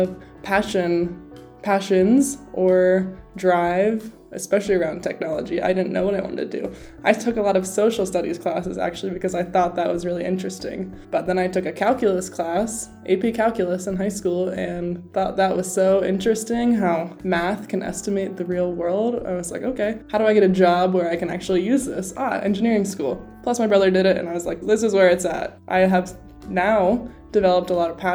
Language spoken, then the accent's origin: English; Cincinnati, Ohio, United States; moved away; I grew up in Cincinnati, Ohio, and my whole family still lives there.